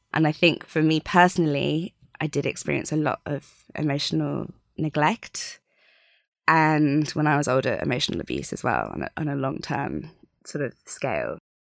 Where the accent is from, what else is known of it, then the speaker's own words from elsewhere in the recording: Sydney, New South Wales, Australia; I was born out in Australia